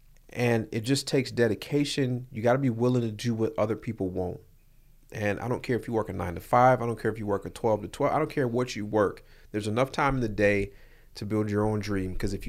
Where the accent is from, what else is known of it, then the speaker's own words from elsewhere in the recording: Jamaica; So I'm from Jamaica.